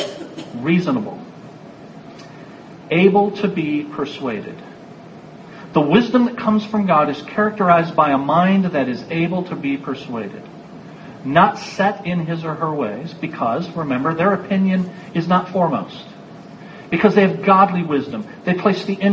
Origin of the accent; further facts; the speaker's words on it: United States; I'm an American